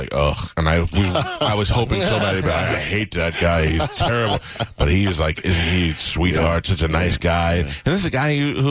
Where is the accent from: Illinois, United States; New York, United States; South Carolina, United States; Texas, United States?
New York, United States; moved away; I grew up in New York